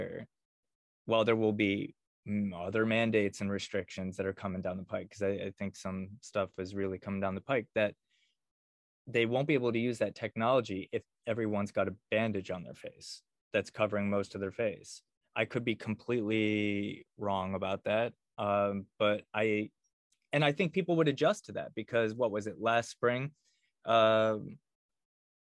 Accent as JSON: {"language": "English", "region": "Connecticut", "country": "United States", "tie": "born or raised there", "moved": "as an adult", "lives_now": "Austin, United States", "said": "in Connecticut, my home state"}